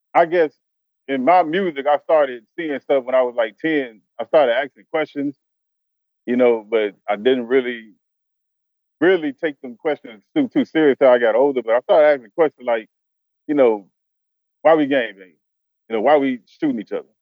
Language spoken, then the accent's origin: English; Chicago, Illinois, United States; moved away as an adult; now in Arkansas, United States; I'm originally from Chicago